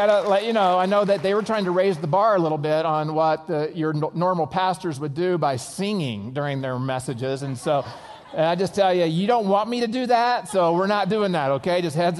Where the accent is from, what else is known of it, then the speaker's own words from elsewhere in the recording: Oklahoma, United States; I'm from Oklahoma, and I lost my accent on purpose, okay?